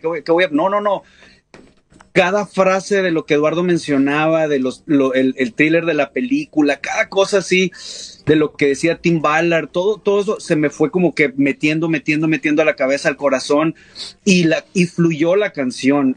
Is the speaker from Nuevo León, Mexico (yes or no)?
no; Coahuila, Mexico; somos de Coahuila, es un estado del, noreste